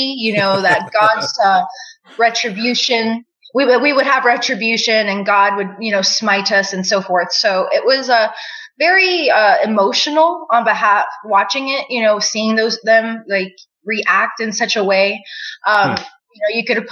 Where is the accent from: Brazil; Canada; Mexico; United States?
Mexico; Nogales, Sonora; I was born in Nogales, Sonora, Mexico